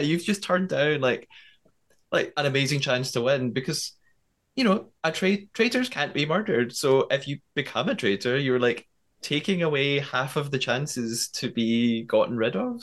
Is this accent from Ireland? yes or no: no; United Kingdom; as a British person